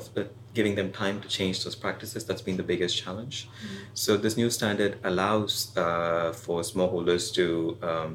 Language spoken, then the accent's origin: English; India; I'm from India